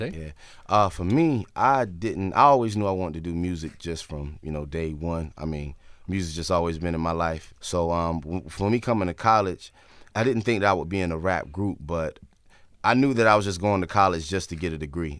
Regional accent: North Carolina, United States

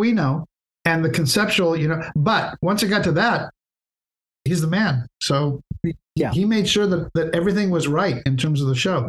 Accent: Santa Barbara, California, United States; I grew up in Santa Barbara

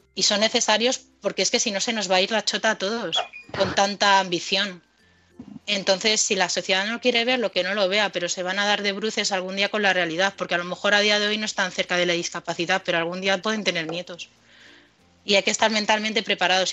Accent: Madrid, Community of Madrid, Spain; moved away; also born or lived in United States; nosotros somos de Madrid

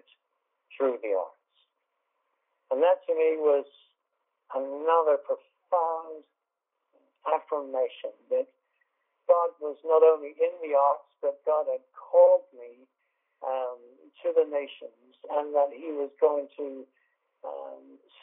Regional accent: England, United Kingdom; I'm English

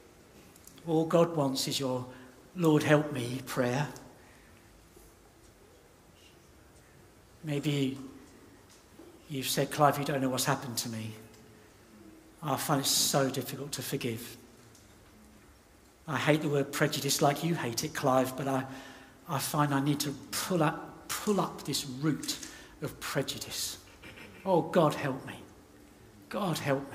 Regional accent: United Kingdom; I'm a Brit

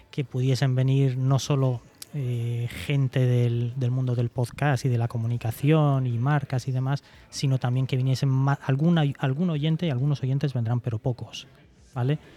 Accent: Cartagena, Region of Murcia, Spain; para los que somos de Cartagena, que nos tenemos que nos vamos a desplazar

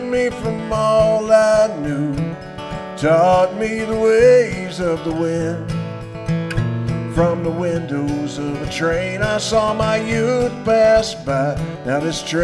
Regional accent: United States; I'm American

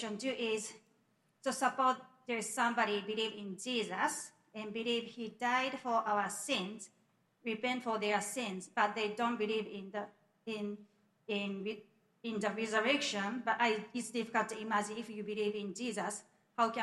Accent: Japan; I'm from Japan

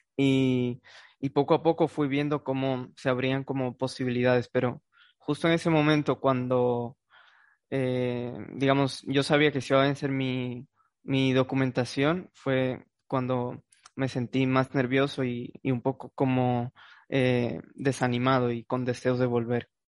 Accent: Santo Domingo, Dominican Republic; moved away as an adult; now in Spain; de Santo Domingo

